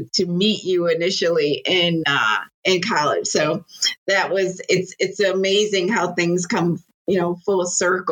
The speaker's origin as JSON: {"language": "English", "town": "Bridgeport", "region": "Connecticut", "country": "United States", "tie": "born or raised there", "also_born_or_lived": "Monroe, Connecticut", "said": "I grew up in Bridgeport, Connecticut."}